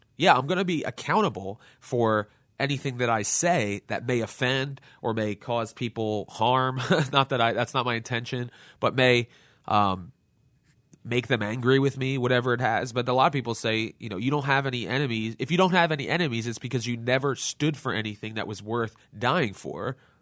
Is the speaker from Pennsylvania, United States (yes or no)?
yes; Lansdale, Pennsylvania, United States; my hometown Lansdale